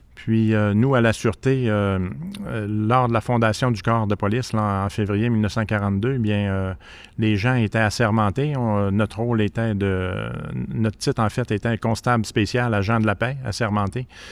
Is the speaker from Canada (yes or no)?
yes; Saguenay, Quebec, Canada; j'ai tout fait euh, mon enfance à Arvida